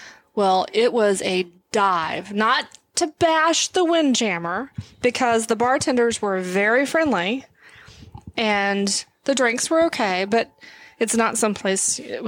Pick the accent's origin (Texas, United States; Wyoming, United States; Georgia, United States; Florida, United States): Texas, United States; we're from Texas.